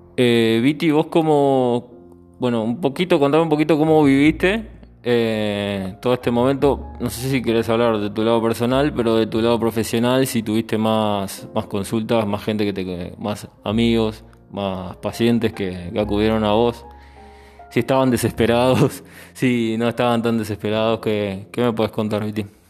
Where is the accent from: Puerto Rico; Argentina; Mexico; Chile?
Argentina; moved away; yo al ser argentino siempre tengo el punto de comparación con mi país